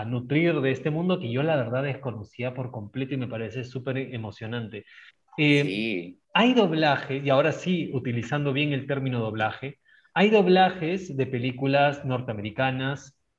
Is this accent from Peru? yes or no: yes; Peru; Nosotros tres que somos latinoamericanos, tres peruanos